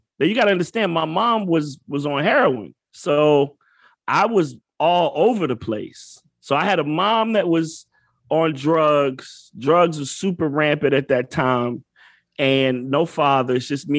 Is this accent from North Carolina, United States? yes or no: yes; Fayetteville, North Carolina, United States; born or raised there; also born or lived in Detroit, Michigan